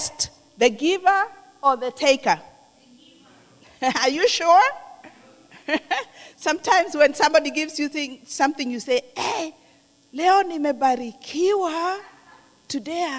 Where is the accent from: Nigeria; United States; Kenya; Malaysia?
Kenya; moved away; I'm from Kenya.